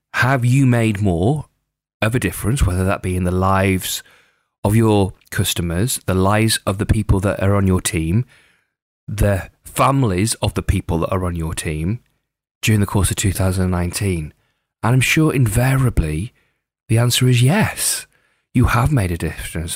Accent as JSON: {"language": "English", "area": "Lake District", "region": "North West England", "country": "United Kingdom", "tie": "born or raised there", "said": "growing up in the Lake District in the UK"}